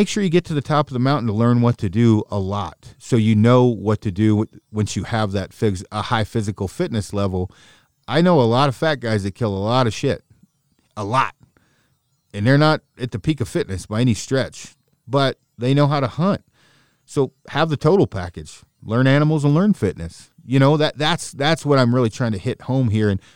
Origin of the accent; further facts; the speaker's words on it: the West, United States; I'm from the West